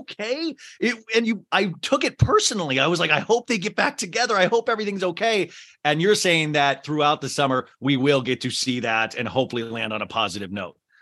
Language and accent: English; Kansas, United States; When I was a kid growing up in Kansas